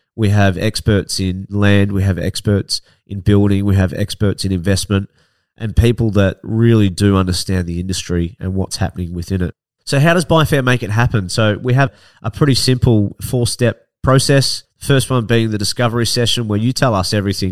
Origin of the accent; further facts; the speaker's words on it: Ocean Grove, Victoria, Australia; also born or lived in Melbourne; I grew up in Barnheads and Ocean Grove